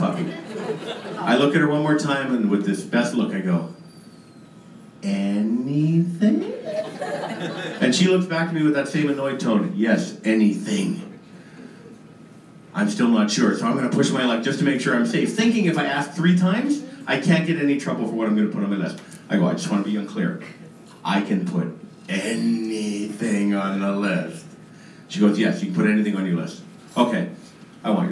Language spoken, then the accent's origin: English; Canada; we are Canadian, so we go bilingual